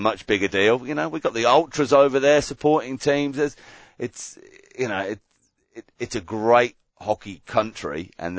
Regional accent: Wallonia, Belgium; I'm from the French side of Belgium, you see.

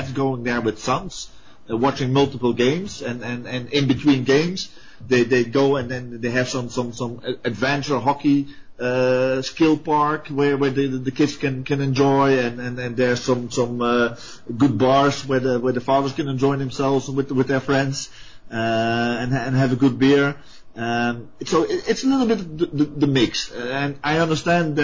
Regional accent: Antwerp, Flanders, Belgium; I'm originally from Antwerp

